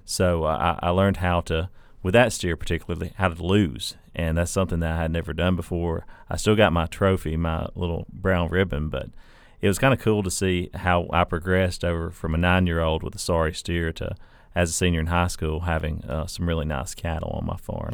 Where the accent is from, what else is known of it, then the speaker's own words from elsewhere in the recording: North Alabama, United States; now in Mississippi, United States; grew up as a four H-er in a, a small town in North Alabama